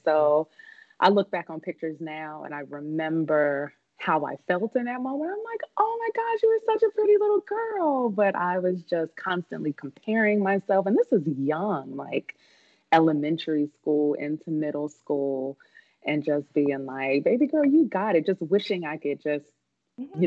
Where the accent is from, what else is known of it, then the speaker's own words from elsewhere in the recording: Kansas City, Missouri, United States; my hometown from Kansas City